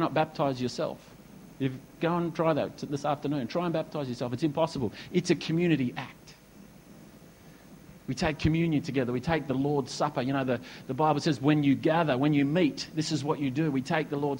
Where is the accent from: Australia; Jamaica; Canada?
Australia; Perth, Western Australia; also born or lived in Esperance, Western Australia; now in Noosa, Australia; I was born in Perth. You know, we moved to Esperance, and now we've come over to Noosa